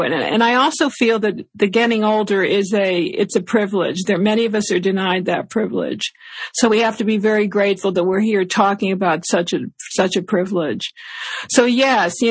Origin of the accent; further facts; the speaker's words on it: West Hartford, Connecticut, United States; West Hartford, Connecticut, my hometown